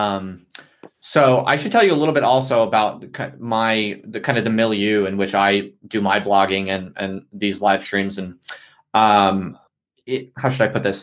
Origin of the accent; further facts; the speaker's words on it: United States; moved away as an adult; now in United Kingdom; I'm an American